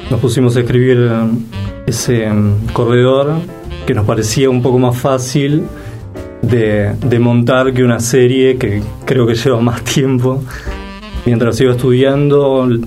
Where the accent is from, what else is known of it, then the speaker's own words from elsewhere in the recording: Villa Concepción, Buenos Aires, Argentina; De Villa Concepción, sí.